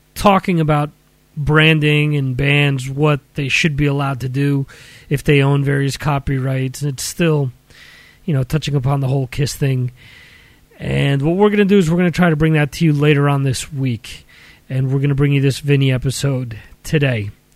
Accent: Dover, New Jersey, United States; my hometown of Dover, New Jersey

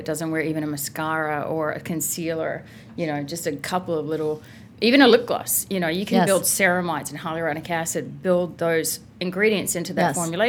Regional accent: Adelaide, South Australia, Australia; moved away as an adult; also born or lived in Paris, France; So I grew up in Adelaide, Australia.

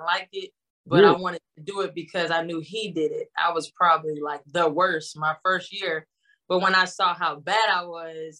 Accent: Marietta, Georgia, United States; also born or lived in Jacksonville, Florida / St. Augustine, Florida; I was born in Jacksonville, Florida, but my parents, but we lived in St. Augustine. They moved up to Atlanta, Marietta, Georgia when I was 7

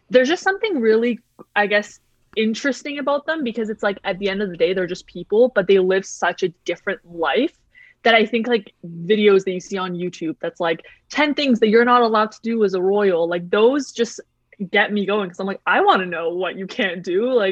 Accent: Canada; I think obviously being Canadian has an aspect to do with it, just the fact that we are part of the mon- uh, the Commonwealth.

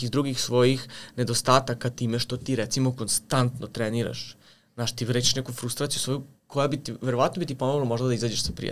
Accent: Serbia; ti imaš ovde kod nas u Srbiji

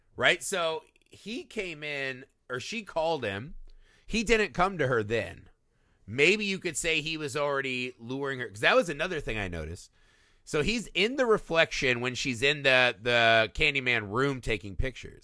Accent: Indiana, United States; my, my home state of Indiana

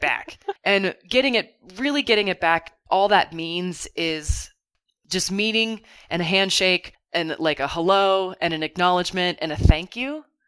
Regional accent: Kentucky, United States; growing up in Kentucky, I didn't feel like I could be the person that I wanted to be

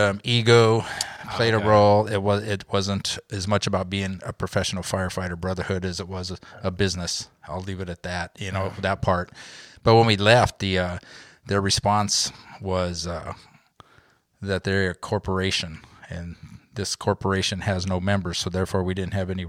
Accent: Lakewood, California, United States; also born or lived in Long Beach, California / Seal Beach, California; Yeah, I was born in Long Beach. So I grew up in Lakewood.

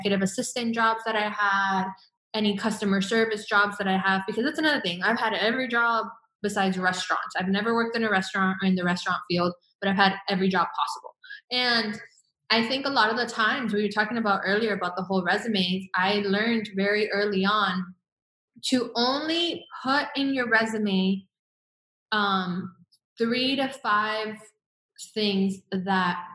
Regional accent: Miami, Florida, United States; moved away as an adult; also born or lived in Venezuela; now in Los Angeles, United States; growing up in Venezuela and leaving Venezuela at a young age, and then going through my mom, her divorce with my stepdad, and moving a lot throughout Miami

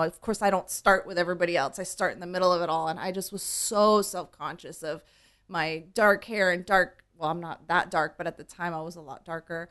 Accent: Huntington Beach, California, United States; also born or lived in East Los Angeles; I really did grow up, you know, in Huntington

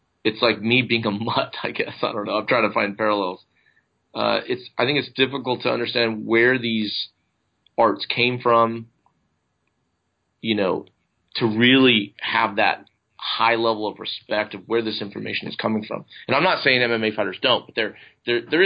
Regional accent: United States; I'm an American

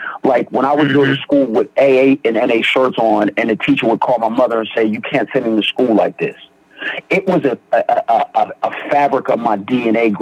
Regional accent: Beaver County, Western Pennsylvania, United States; I grew up, I'm from Beaver County, small area, small town.

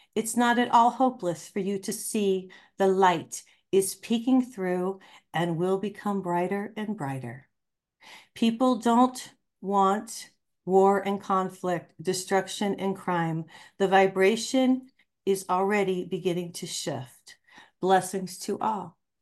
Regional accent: Ohio, United States; now in Albuquerque, United States; growing up on a farm in Ohio

